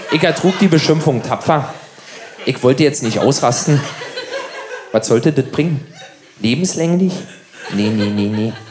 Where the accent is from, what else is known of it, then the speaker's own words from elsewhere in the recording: Berlin, Germany; Als Berliner kennt man seine Stadt ja kaum.